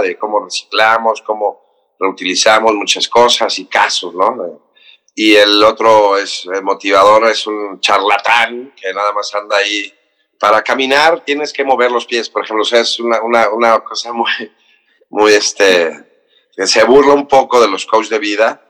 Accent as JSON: {"language": "Spanish", "town": "Cancún", "region": "Quintana Roo", "country": "Mexico", "tie": "born or raised there", "moved": "yes", "lives_now": "Mexico City, Mexico", "said": "soy del, Distrito Federal, crecí en Cancún"}